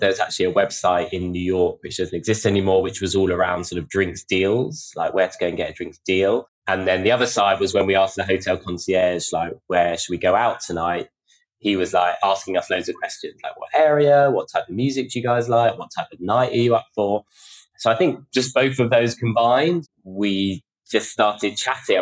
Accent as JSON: {"language": "English", "region": "London", "country": "United Kingdom", "tie": "born or raised there", "said": "I grew up in North London"}